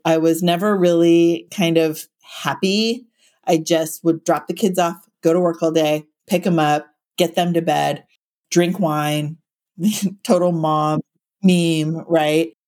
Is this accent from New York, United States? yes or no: no; Silicon Valley, California, United States; now in Santa Cruz, United States; I grew up in Silicon Valley